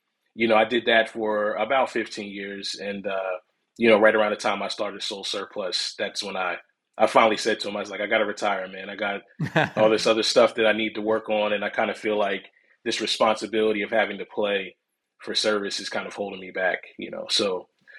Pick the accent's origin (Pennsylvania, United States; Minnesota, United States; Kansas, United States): Pennsylvania, United States; Philadelphia; I'm from Philly, which is basically the hub for this whole entire sound